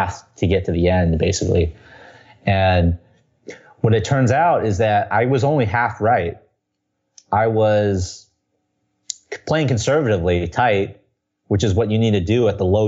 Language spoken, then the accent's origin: English; Southern California, United States; now in New York City, United States; I come from Southern California